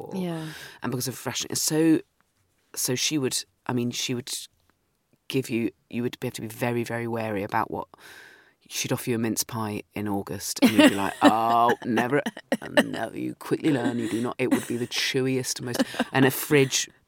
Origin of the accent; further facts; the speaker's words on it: Dorset, South West England, United Kingdom; I grew up in Dorset